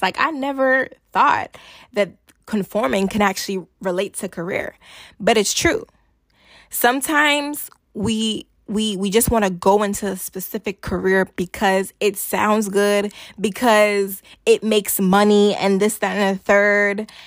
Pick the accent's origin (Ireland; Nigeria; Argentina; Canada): Nigeria; I'm Nigerian